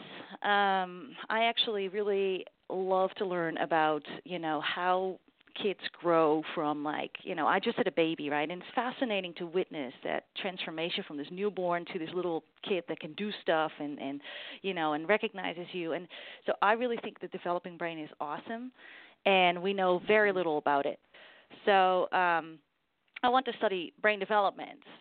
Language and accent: English; Netherlands; moved away as an adult; now in Iowa, United States; I'm from the Netherlands, and I happen to be from a community that's a very small, close-knit community where HD is relatively common.